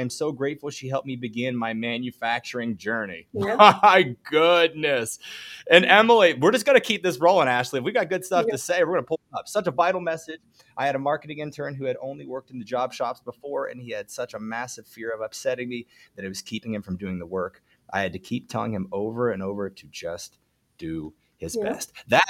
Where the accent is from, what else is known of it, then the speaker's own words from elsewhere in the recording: Tanzania; English is a second language; It is an amazing book, though I'm from Tanzania, but the book revives one's passion in manufacturing